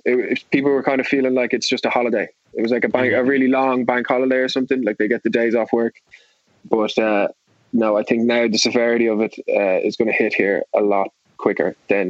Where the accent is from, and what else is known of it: Ireland; moved away as an adult; now in New York, United States